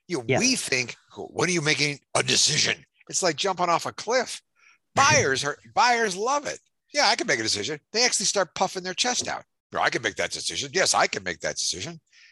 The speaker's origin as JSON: {"language": "English", "region": "Ohio", "country": "United States", "moved": "yes", "said": "I'm from Ohio, and we're a big college fan and a pro football fan there."}